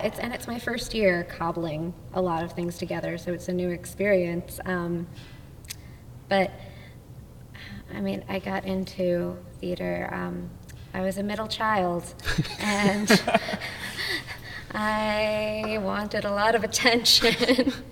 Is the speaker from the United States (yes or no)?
yes; New Jersey, United States; I grew up in New Jersey